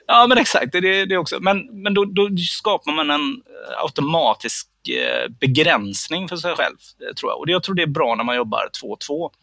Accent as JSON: {"language": "Swedish", "town": "Gothenburg", "region": "Västra Götaland", "country": "Sweden", "said": "jag kommer ju från Göteborg"}